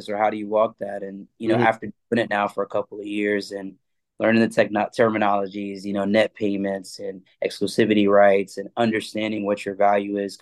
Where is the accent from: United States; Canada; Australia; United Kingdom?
United States; Atlanta, Georgia; I'm from Atlanta originally